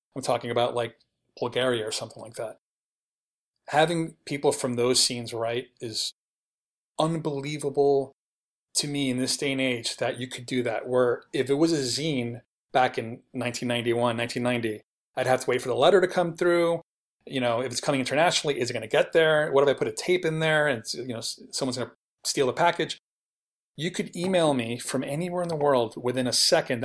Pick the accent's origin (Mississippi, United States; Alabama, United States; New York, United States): New York, United States; New York City; moved away as an adult; now in Los Angeles, United States; I was born and raised in New York City. I lived there till I was thirty-one